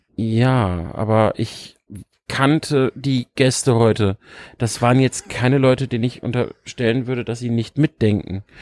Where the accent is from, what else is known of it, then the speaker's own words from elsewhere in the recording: Lower Saxony, Germany; ich komme aus Niedersachsen. Du weißt selber, wie flach das da alles ist teilweise.